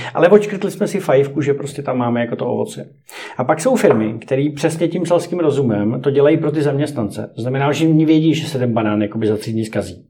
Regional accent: Greece; jak jsem z, z Řecka

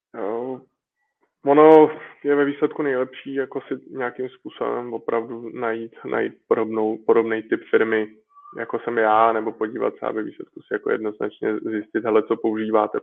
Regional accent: Czechia; jsem prostě Čech a češtinu mám rád

